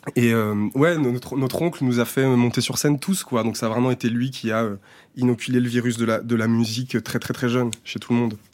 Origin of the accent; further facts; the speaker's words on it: Saint-Étienne, Auvergne-Rhône-Alpes, France; now in Paris, France; c'est un territoire d'enfance